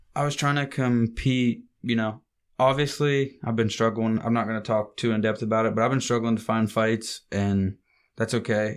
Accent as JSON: {"language": "English", "region": "Ohio", "country": "United States", "said": "we're from Ohio"}